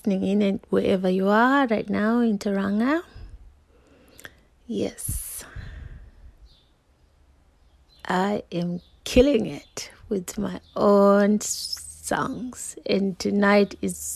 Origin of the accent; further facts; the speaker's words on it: Zimbabwe; I'm from Zimbabwe